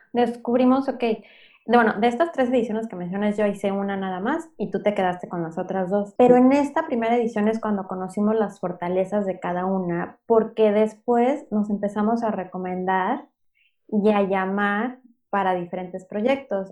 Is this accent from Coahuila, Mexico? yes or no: no; Mexico City, Mexico; moved away as an adult; now in Playa del Carmen, Mexico; yo soy originaria de la Ciudad de México